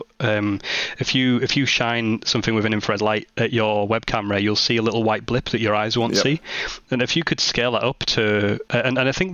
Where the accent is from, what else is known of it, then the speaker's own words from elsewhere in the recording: Barrow-in-Furness, North West England, United Kingdom; my hometown of Barrow-in-Furness